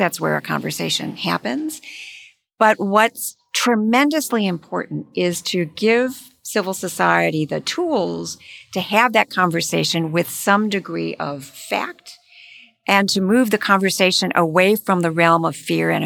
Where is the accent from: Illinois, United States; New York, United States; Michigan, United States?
Michigan, United States; moved away; I'm from Michigan, I'm from the Midwest